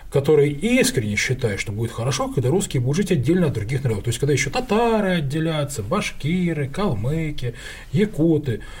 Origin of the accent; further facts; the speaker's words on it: Khabarovsk, Khabarovsk Krai, Russia; born there; also born or lived in Kharkiv, Ukraine / Petropavl, Kazakhstan / Ganja, Azerbaijan; То есть я жил в Харькове, я родился в Хабаровске, я жил, кстати, в Северном Казахстане, это вот э, Петропавловск казахский, жил в Кировабаде, это нынешняя Гянджа.